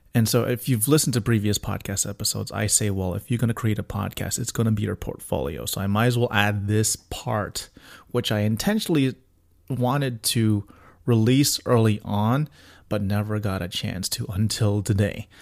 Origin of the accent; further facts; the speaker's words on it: Miami, Florida, United States; moved away; come back to my hometown of Miami